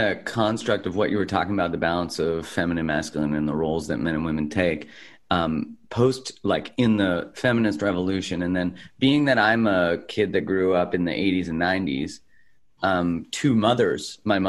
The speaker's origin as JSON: {"language": "English", "town": "Calgary", "region": "Alberta", "country": "Canada", "tie": "born or raised there", "said": "In Calgary, in Canada."}